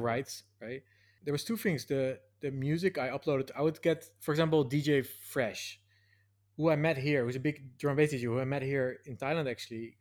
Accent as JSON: {"language": "English", "town": "Nijmegen", "region": "Gelderland", "country": "Netherlands", "tie": "born or raised there", "moved": "yes", "said": "this annual festival in my hometown. There's this four days march, the Vierdaagse"}